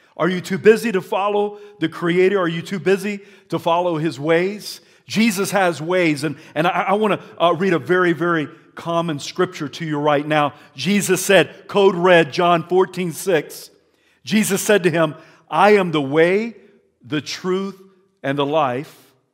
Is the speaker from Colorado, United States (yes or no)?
no; South Carolina, United States; now in Idaho, United States; as a young man growing up in South Carolina